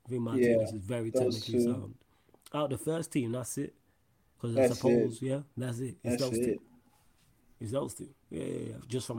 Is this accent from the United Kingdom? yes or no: yes; Manchester, North West England, United Kingdom; Me as someone from Manchester, when I go away and I go abroad and I say, oh, they say, where are you from? I say Manchester.